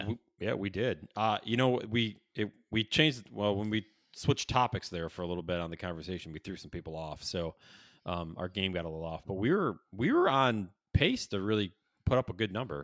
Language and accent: English; Syracuse, New York, United States; now in Chicago, United States; I grew up in Syracuse, moved to Chicago